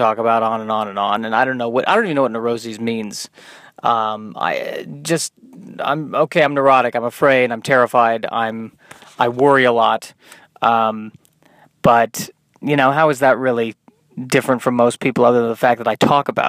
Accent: Colorado, United States; I'm Jewish and from Colorado

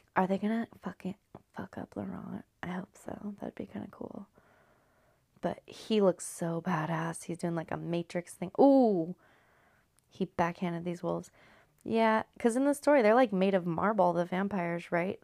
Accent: California, United States; now in Washington, United States; Growing up in California

